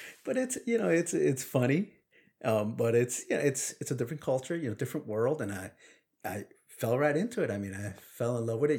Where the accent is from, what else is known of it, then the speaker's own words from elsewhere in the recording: New York City, New York, United States; accent: Brooklyn; first language Spanish; English is a second language; growing up in Brooklyn